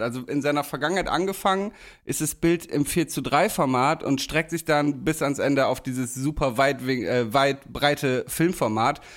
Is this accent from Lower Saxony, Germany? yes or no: yes; Damme, Lower Saxony, Germany; moved away; wenn ich wieder in der Heimat bin